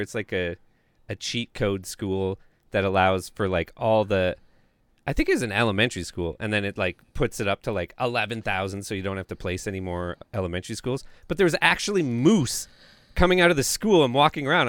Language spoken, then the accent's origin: English; Canada